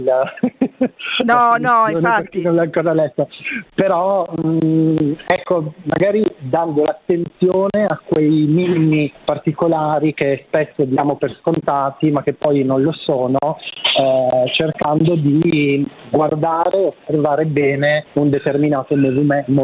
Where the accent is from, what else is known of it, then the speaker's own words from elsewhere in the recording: Apulia, Italy; moved away as an adult; now in Milan, Italy; io sono, mm, sono della, della Puglia, sono nato in Puglia, cresciuto fino all'età di 18 anni nella provincia di Bari